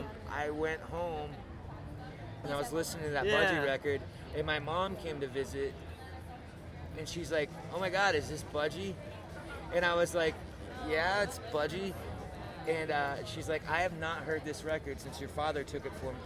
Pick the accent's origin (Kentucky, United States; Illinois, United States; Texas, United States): Illinois, United States; Peoria; born there; also born or lived in Gainesville / Denver / Chicago; I mean, I was born in Peoria, but I've spent some of the most formative years of my life in Gainesville and in Denver and in Chicago.